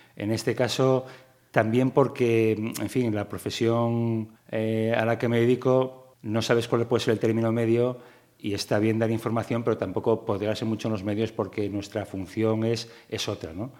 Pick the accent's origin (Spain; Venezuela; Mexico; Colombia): Spain; Gijón, Asturias; también nací en, en Gijón y, como asturiano